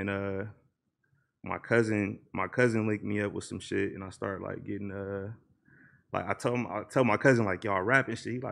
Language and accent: English; Los Angeles, California, United States; I'm from Watts, bro. Like my granny stayed on like 84th and Van Ness and shit.